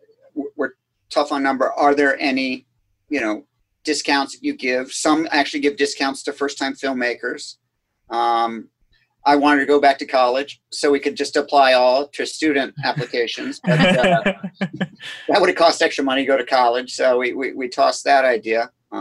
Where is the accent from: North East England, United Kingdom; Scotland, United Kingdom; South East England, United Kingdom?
Scotland, United Kingdom; So again, being Scottish, $100 no is really painful to me.